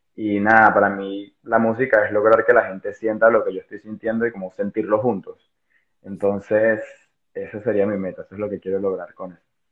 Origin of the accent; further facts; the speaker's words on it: Venezuela; now in Spain; soy una persona venezolana también viviendo en España